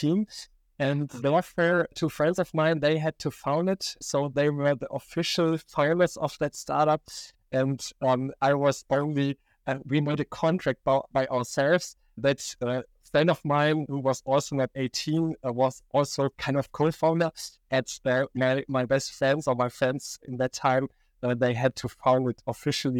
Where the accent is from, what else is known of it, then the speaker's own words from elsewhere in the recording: Aachen, North Rhine-Westphalia, Germany; also born or lived in Barcelona / Stuttgart; I'm coming from Aachen, a Western town in Germany, the most Western town in Germany. I studied here